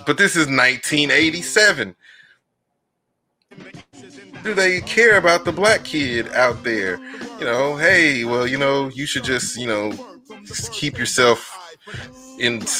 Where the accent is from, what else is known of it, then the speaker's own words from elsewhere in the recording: DeSoto, Texas, United States; growing up in DeSoto in the 80s when it was 90% white